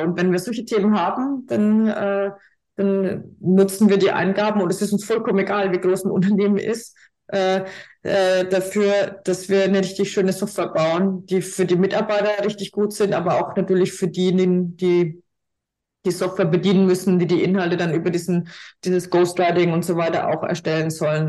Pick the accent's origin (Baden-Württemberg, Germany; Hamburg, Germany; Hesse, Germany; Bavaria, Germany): Bavaria, Germany; Franconia; accent: Franconian; ich komme ja aus Franken, wie man hört